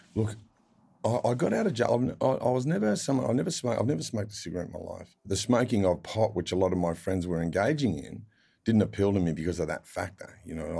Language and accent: English; Sydney, New South Wales, Australia; I'd grow up in Mount Druitt